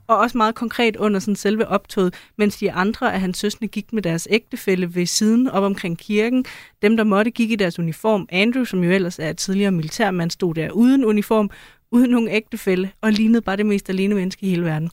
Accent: Denmark; som en dansker

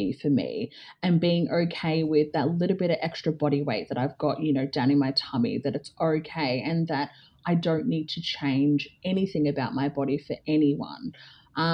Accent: Melbourne, Victoria, Australia; moved away as an adult; now in Geelong, Australia; grew up in like suburban Melbourne as like the only black kid

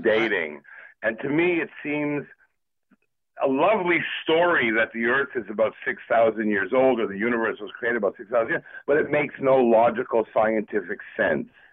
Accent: Côte Saint-Luc, Quebec, Canada; moved away as an adult; also born or lived in Edmonton, Alberta; I'm from Cote Saint Luc.

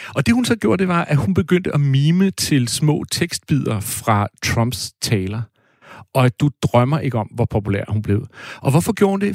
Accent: Næstved, Zealand, Denmark; moved away; also born or lived in Brabrand, Aarhus; jeg kommer fra Næstved

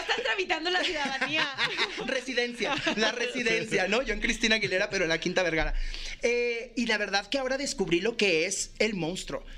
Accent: Mexico; así somos los mexicanos

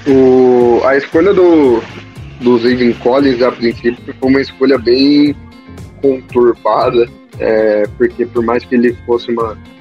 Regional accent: Campinas, São Paulo, Brazil; eu sou de Campinas, torcedor

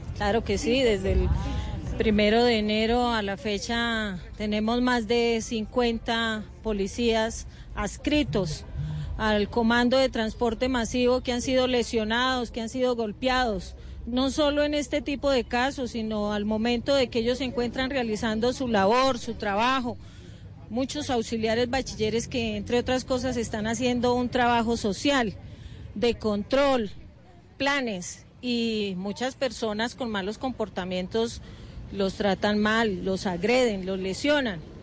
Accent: Bogotá, Colombia

